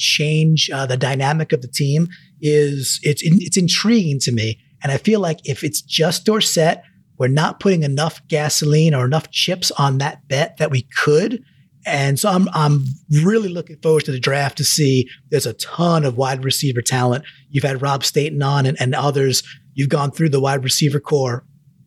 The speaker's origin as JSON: {"language": "English", "region": "New York", "country": "United States", "said": "I'm from New York"}